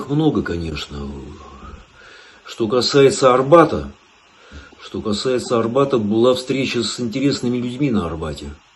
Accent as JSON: {"language": "Russian", "region": "Tbilisi", "country": "Georgia", "tie": "born or raised there", "moved": "yes", "lives_now": "Moscow, Russia", "said": "Родился я в Тбилиси, вырос я в Тбилиси, да. Да, место такое хорошее было, в общем, интересное."}